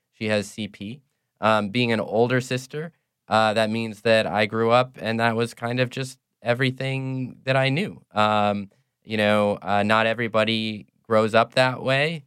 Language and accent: English; Cedar Rapids, Iowa, United States; moved away as an adult; now in New Orleans, United States; I'm not from New Orleans originally. I'm from, uh, Cedar Rapids, Iowa